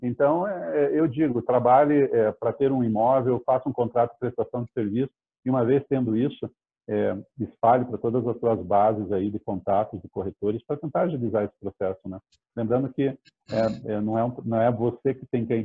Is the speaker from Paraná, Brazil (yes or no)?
yes; Curitiba, Paraná, Brazil; eu sou natural de Curitiba